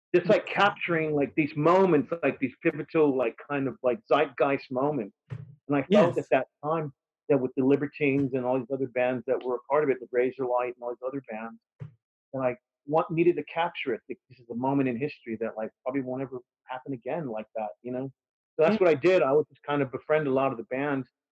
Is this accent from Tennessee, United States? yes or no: no; Texas, United States; moved away; I'm from Texas